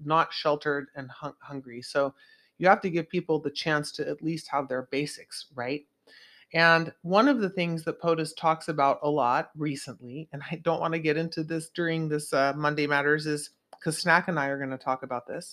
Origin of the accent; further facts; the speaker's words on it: Santa Cruz, California, United States; in my hometown of Santa Cruz